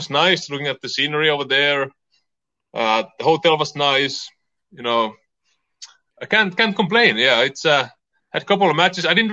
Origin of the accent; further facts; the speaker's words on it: Finland; also born or lived in California; now in Portland, United States; I'm from Finland